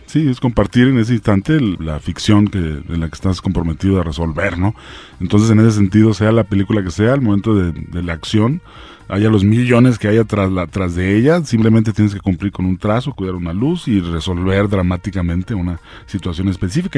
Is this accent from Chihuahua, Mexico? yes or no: yes; Ciudad Juárez, Chihuahua, Mexico; Yo soy de Ciudad Juárez